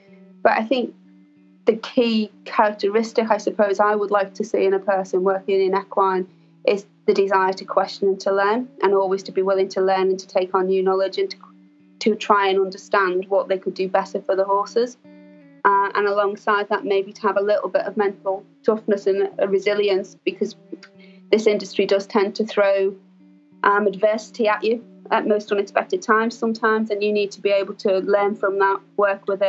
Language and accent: English; Liverpool, North West England, United Kingdom; I grew up in Liverpool, which is a large city in England.